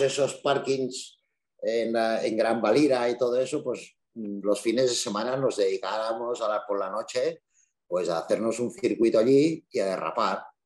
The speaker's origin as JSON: {"language": "Spanish", "country": "Andorra", "said": "soy de Andorra, que somos poquitos"}